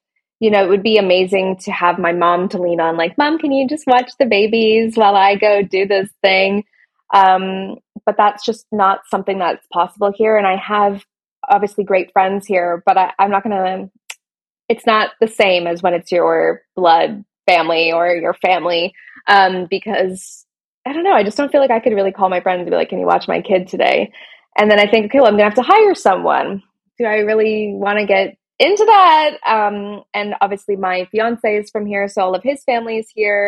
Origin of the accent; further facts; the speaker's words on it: Canada; moved away as an adult; now in London, United Kingdom; I am Canadian. I grew up in Canada, but I live in London, in England.